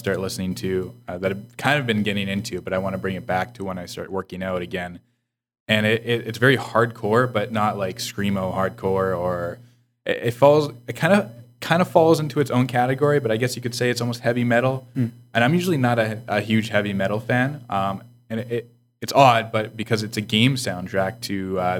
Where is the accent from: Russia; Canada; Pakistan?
Canada; being Canadian